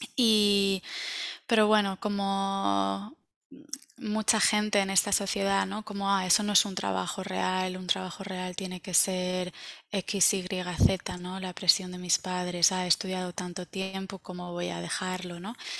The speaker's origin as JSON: {"language": "Spanish", "town": "Valencia", "region": "Valencian Community", "country": "Spain", "moved": "as an adult", "lives_now": "United States", "said": "yo soy de Valencia"}